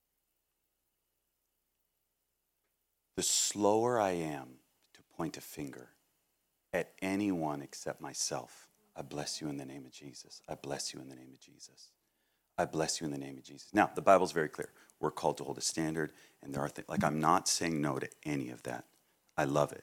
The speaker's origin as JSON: {"language": "English", "region": "Massachusetts", "country": "United States", "said": "I'm from Massachusetts"}